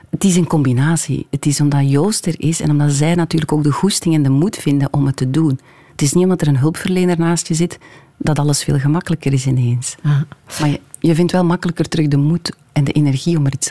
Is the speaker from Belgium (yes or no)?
yes; Hamme, Flanders, Belgium; Ja, ik ben van Hamme. Ik heb daar eh, heel lang gewoond.